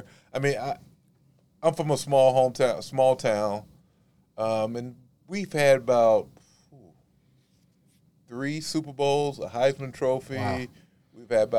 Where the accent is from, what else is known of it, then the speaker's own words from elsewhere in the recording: Thomasville, Georgia, United States; moved away; I came from Thomasville, Georgia, a little small town, southern Georgia, deep south Georgia, where the rattlesnakes and pine trees grow tall.